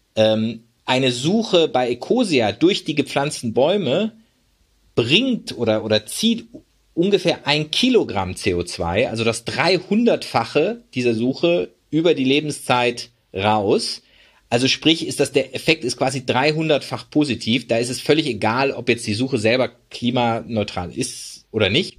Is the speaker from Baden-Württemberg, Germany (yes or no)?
yes; Freiburg, Baden-Württemberg, Germany; moved away; also born or lived in United States; ich bin zum Beispiel in Freiburg groß geworden.